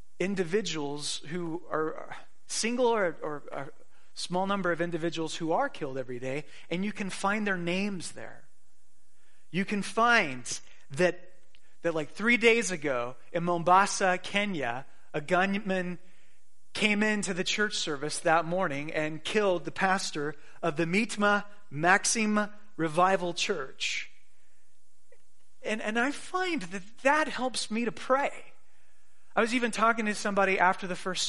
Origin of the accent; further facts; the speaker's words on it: United States; we as American Christians in the Western world